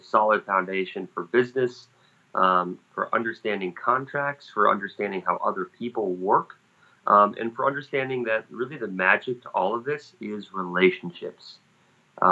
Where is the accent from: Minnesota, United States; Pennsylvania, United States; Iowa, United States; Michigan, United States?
Minnesota, United States; moved away as an adult; also born or lived in Wisconsin; I grew up in Minnesota